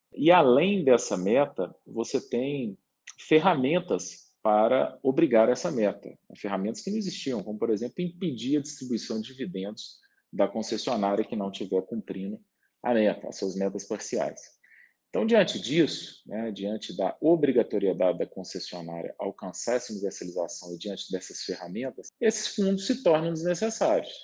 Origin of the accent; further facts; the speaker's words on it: Minas Gerais, Brazil; eu sou aqui de Minas Gerais